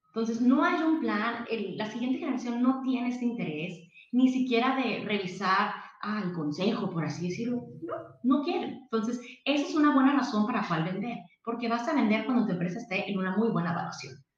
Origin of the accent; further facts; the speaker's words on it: Mexicali, Baja California, Mexico; yo soy de Mexicali, em, estudié aquí contador público internacional